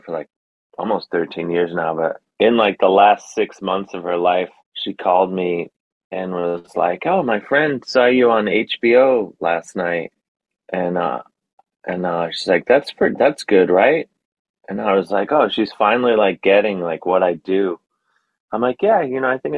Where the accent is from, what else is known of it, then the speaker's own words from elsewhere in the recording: Cleveland, Ohio, United States; moved away; also born or lived in Bronx, New York / New York; as a kid growing up in Cleveland